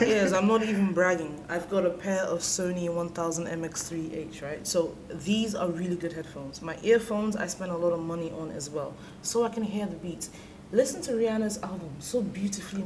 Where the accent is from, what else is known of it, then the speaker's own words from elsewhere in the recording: Nigeria; as a Nigerian